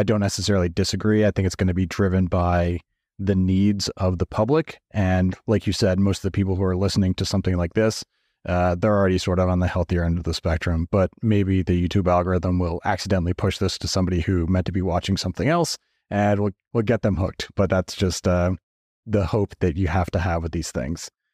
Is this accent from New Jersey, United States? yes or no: yes; New Jersey, United States; now in Scottsdale, United States; I grew up in New Jersey